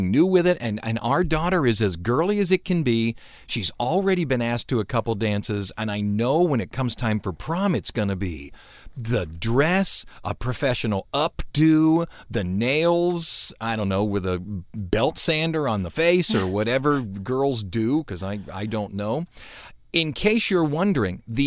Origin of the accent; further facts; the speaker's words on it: Cleveland, Ohio, United States; We're from Cleveland